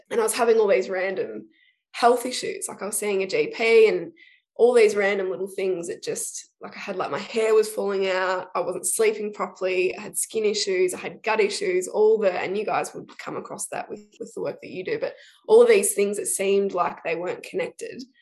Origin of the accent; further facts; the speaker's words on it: Shepparton, Victoria, Australia; also born or lived in Melbourne; I grew up in Shepparton, um, so country country kid, grew up out of town, and then moved to Melbourne